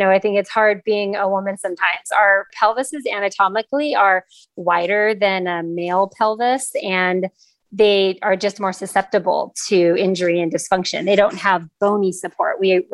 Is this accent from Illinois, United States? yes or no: no; Los Angeles, California, United States; moved away as an adult; also born or lived in San Diego / North Carolina; I am actually born and raised in Los Angeles